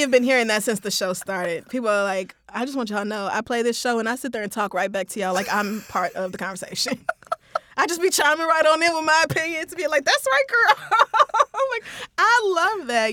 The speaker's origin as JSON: {"language": "English", "town": "Tulsa", "region": "Oklahoma", "country": "United States", "tie": "born or raised there", "moved": "yes", "said": "I grew up in Tulsa"}